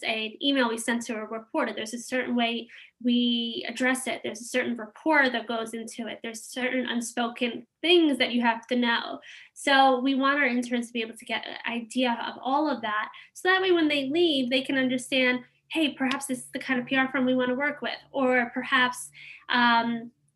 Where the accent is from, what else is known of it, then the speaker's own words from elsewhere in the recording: New York, United States; we grew up in New York.